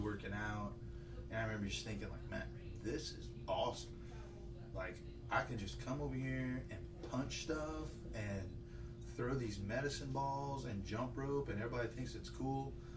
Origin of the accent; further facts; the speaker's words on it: Lafayette, Louisiana, United States; originally from Lafayette. I grew up on the north side, and uh, rough neighborhood.